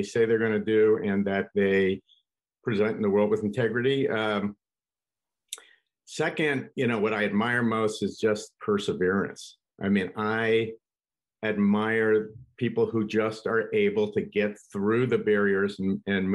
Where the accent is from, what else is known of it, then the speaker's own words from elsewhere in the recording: Pleasantville, New York, United States; I grew up in New York in a place called Pleasantville.